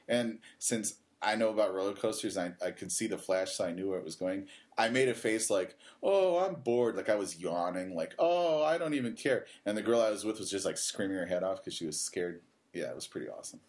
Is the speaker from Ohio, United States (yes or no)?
yes; Cleveland, Ohio, United States; now in Japan; I'm from Cleveland